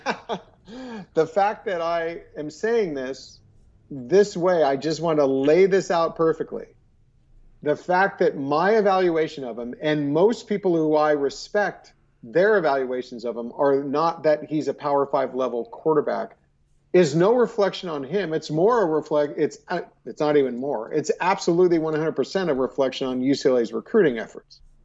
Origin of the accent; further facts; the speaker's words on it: California, United States; I'm Californian